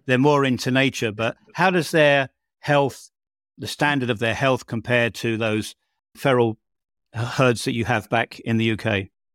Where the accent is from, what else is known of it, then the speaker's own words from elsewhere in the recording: United Kingdom; now in Bosnia and Herzegovina; my home country of the United Kingdom